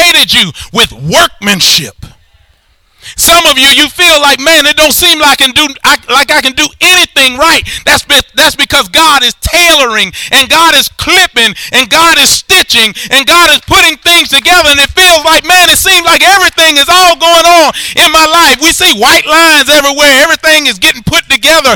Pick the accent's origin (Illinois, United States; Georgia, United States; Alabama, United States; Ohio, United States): Alabama, United States; I'm from Alabama